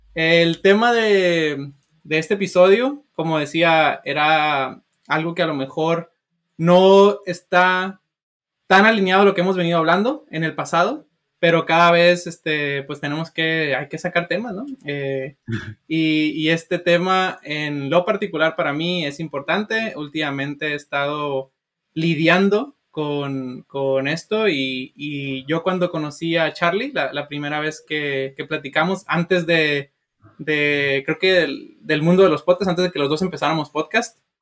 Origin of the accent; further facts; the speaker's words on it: Sinaloa, Mexico; now in United States; yo soy de Sinaloa